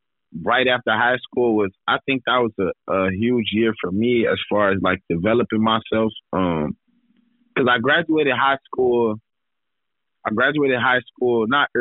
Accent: Gardena, California, United States; Growing up in L.A. was wild, to say the least.

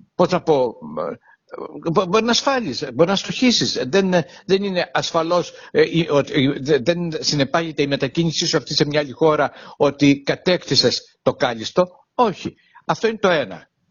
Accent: Heraklion, Crete, Greece; την πόλη μου, το Ηράκλειο Κρήτης

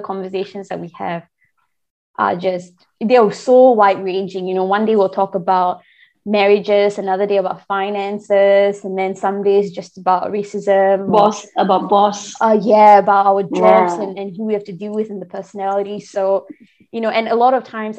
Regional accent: Singapore; moved away as an adult; also born or lived in Tasmania, Australia; now in Victoria, Australia; Born and raised in Singapore, obviously, but I'm currently located in Australia, Victoria

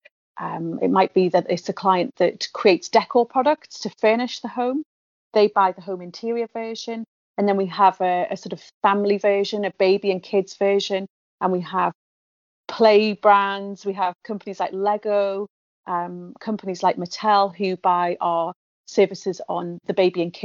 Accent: the Northeast, North East England, United Kingdom; I'm from the Northeast. I went and worked elsewhere in the world and came back to the Northeast

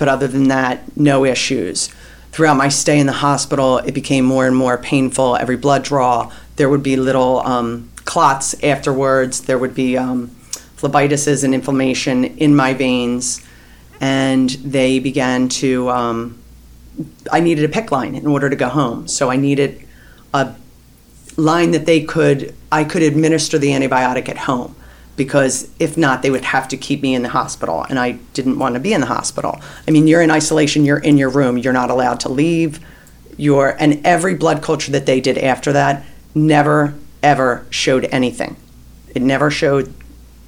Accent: Narberth, Pennsylvania, United States; I'm from the Philadelphia area, Narberth, Pennsylvania

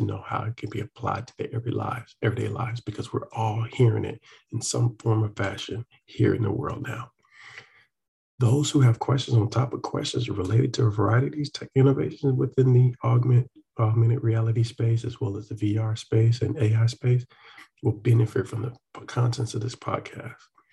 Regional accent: Atlanta, Georgia, United States; I'm from Atlanta

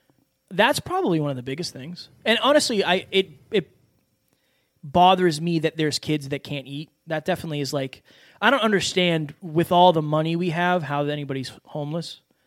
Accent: Louisiana, United States; I'm from Louisiana, this small town, like, you know, not meant to be anything.

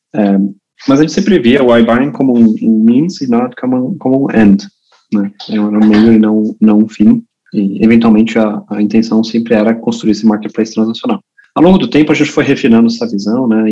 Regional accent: Brazil; moved away; also born or lived in Germany; eu originalmente sou alemão, né? Eu cresci no Brasil, mas sou alemão

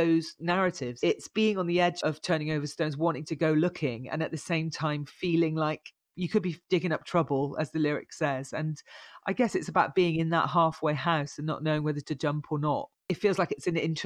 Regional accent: Bristol, South West England, United Kingdom; moved away as an adult; also born or lived in Birmingham; I was born in Bristol, so I'm a true Bristolian. I was here until I was 18, and then I moved to Birmingham to study

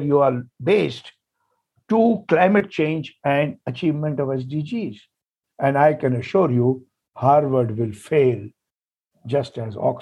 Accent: India; first language Hindi; English is a second language; I went from a reasonably very local high school with my mother tongue Hindi to a nationally important Indian Institute of Technology

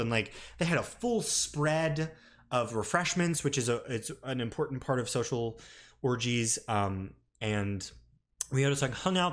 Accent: a small city in the South, United States; moved away; I was back home in my hometown

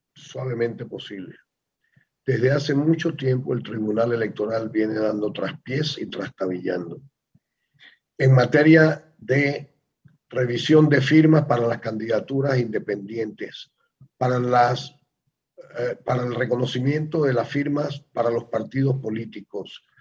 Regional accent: Panama; somos precisamente los panameños

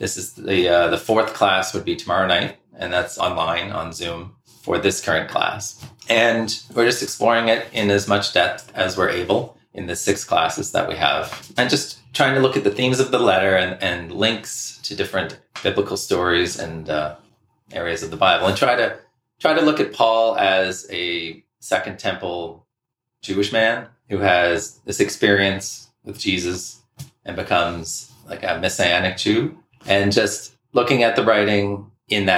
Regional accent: Halifax, Nova Scotia, Canada; I grew up here in Nova Scotia, in Halifax, Dartmouth area.

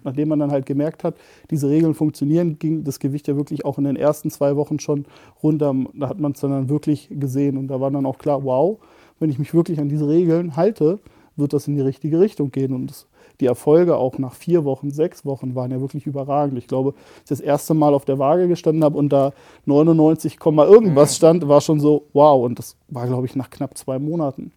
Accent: Barsinghausen, Lower Saxony, Germany; Ich komme witzigerweise sogar aus dem Großraum Hannover, aus dem schönen Basinghausen am Deister

